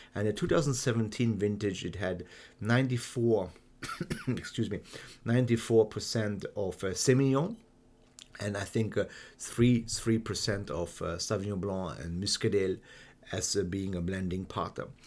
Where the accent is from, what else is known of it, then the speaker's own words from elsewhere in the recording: Hungary; also born or lived in Germany; I've been born and raised in Germany and then grew up in Hungary